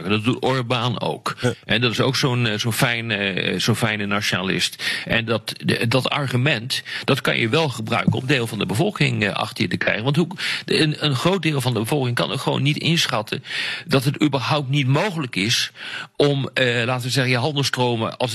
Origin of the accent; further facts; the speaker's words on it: Netherlands; als Nederlander